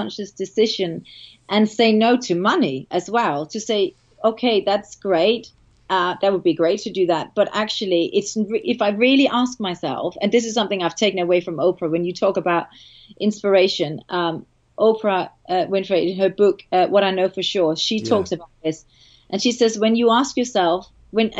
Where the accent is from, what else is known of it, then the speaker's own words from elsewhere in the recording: Denmark; accent: Danish; my Danish accent